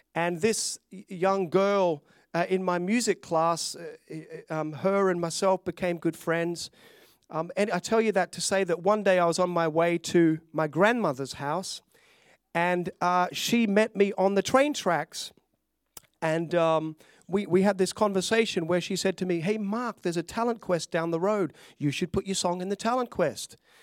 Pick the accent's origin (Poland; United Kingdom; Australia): Australia; also born or lived in Glenorchy, Hobart, Tasmania / Melbourne, Victoria; I'd grown up in Australia as a, a little, a little Aussie boy. I, I was born in Tasmania